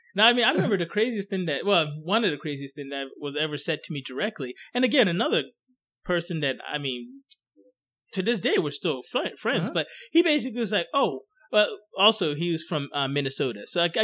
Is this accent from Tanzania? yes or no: no; Ghana; now in United States; oh, no, I'm from Ghana.